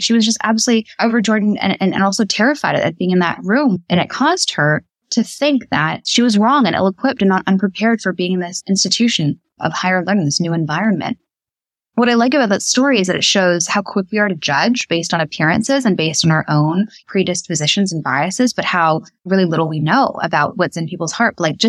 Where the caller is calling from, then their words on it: Indianapolis, Indiana, United States; I'm calling in from Indianapolis, Indiana right now, and they live very close to where I live.